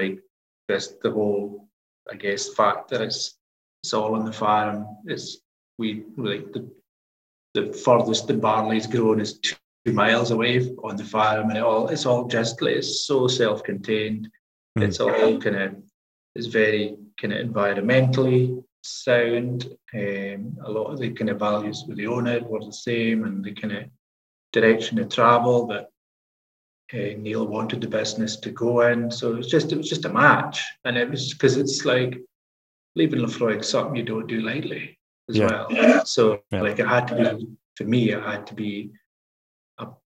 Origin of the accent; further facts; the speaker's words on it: Scotland, United Kingdom; moved away; I'm the tutor from the islands